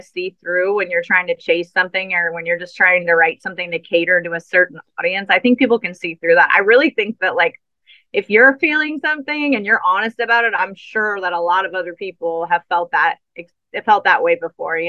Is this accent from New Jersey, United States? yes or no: no; New Orleans, Louisiana, United States; I am from New Orleans, so I'm very much a soulful singer. And I grew up, you know, playing in bands with horns.